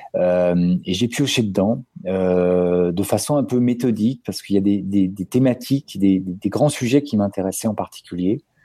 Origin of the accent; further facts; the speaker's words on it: Paris, Île-de-France, France; je suis parisien, papa de deux enfants